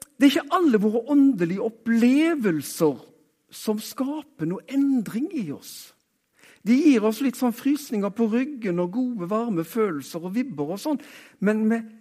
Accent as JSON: {"language": "Norwegian", "town": "Haugesund", "region": "Rogaland", "country": "Norway", "said": "Jeg er jo fra Haugesund, så eh, jeg er rogalending"}